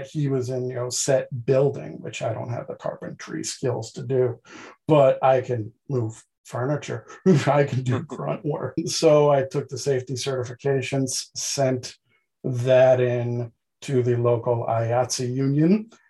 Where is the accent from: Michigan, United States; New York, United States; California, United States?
New York, United States; Queens; born and raised in Queens um, by immigrant parents, so I don't have the typical Archie Bunker Day Queens accent kind of thing. A lot of people have said I had a Southern drawl